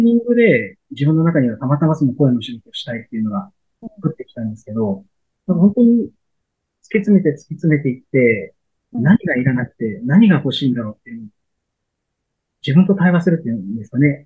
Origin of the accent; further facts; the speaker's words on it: Shimane, Japan; 僕、出身が島根県なんです